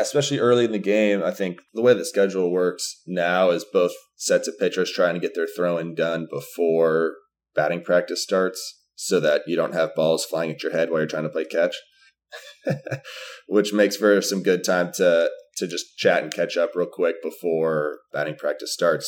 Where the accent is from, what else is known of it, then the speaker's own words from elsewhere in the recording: Arizona, United States; growing up in Arizona